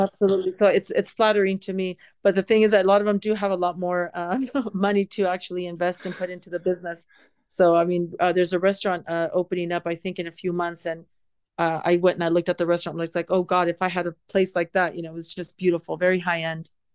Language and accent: English; San Diego, California, United States; moved away as an adult; now in Riyadh, Saudi Arabia; growing up in San Diego